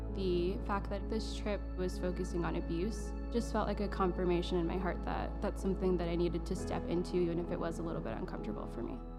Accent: Florida, United States; growing up in Florida my whole life

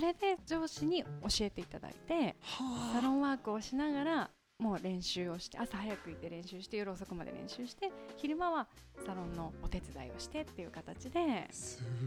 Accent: Fujisawa, Kanagawa, Japan; moved away as an adult; also born or lived in Tokyo; 出身はこちらの神奈川県の藤沢市にある辻堂というところになります

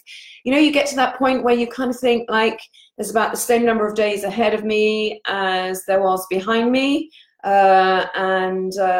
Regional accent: England, United Kingdom; moved away as an adult; also born or lived in Paris, France; now in Poole, United Kingdom; I am English and I live here in Poole in Dorset on the south coast of the UK.

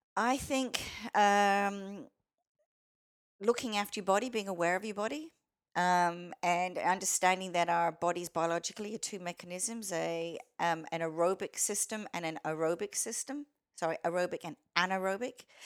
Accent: Australia; accent: Australian; also born or lived in Canada; they loved my accent. I didn't think it was that Australian, but to them it was

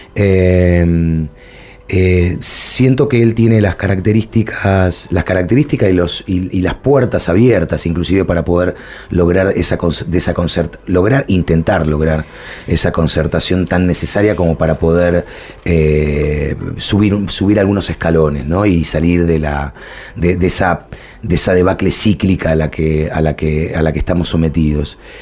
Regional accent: Villa Domínico, Buenos Aires Province, Argentina; now in Buenos Aires, Argentina; yo vengo de, de, Villa Domínico, soy del conurbano bonaerense, soy porteño por adopción

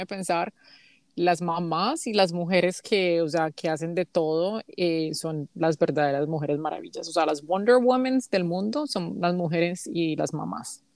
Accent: Colombia; now in United States; las dos somos primas, somos colombianas

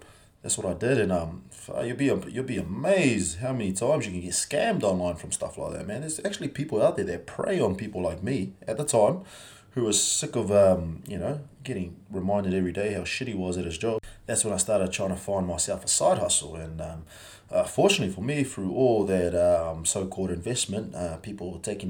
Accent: New Zealand; also born or lived in Samoa; I come from New Zealand. I was born in Samoa. We moved over to New Zealand in 1993.

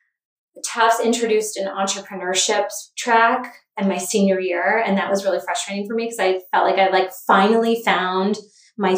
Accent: Cape Cod, Massachusetts, United States; also born or lived in Boston; I grew up on Cape Cod

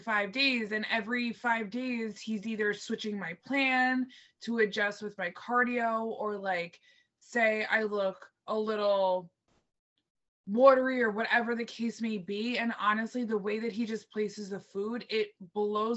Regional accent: New Jersey, United States; it's my home state. It's in Jersey

